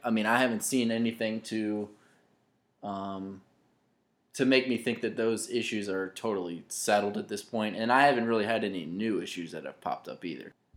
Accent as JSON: {"language": "English", "area": "Louisa County", "region": "Virginia", "country": "United States", "tie": "born or raised there", "said": "I grew up in Louisa County, which is obviously very close to Charlottesville"}